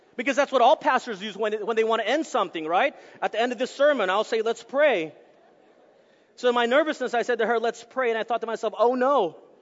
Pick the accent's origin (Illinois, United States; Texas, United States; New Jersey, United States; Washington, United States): Texas, United States; moved away; I'm from Texas, it's from the deep south, uh, and so we're all huggers there.